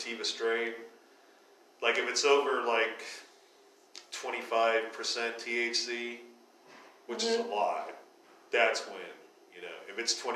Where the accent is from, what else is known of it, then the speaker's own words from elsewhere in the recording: Northeast Ohio, United States; moved away; growing up in Northeast Ohio, it's fucking violent there